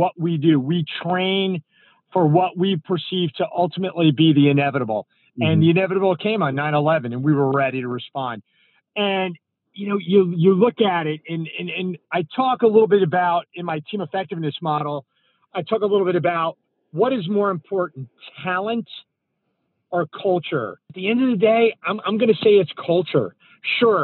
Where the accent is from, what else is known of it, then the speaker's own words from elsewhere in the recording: North New Jersey, United States; I grew up in North New Jersey, and it's kind of a feeder town for Manhattan